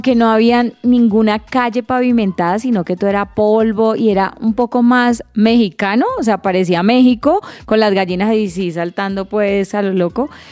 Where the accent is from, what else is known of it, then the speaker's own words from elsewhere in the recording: Cali, Valle del Cauca, Colombia; mi tierra natal, Cali